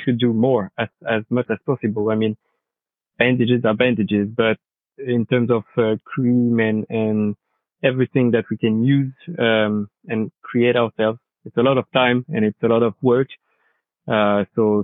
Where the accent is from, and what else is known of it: France; accent: French; English is a second language